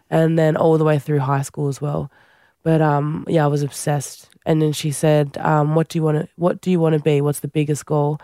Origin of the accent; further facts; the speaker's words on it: Central Coast, New South Wales, Australia; also born or lived in Fiji; I grew up on the Central Coast, my brother